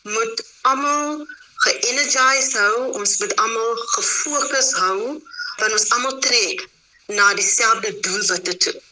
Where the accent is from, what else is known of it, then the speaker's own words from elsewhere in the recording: Abbotsdale, Western Cape, South Africa; daar wat ek groot geword het in Abbotsdale, 'n um, sendingsdorpie net buitekant Mammesbury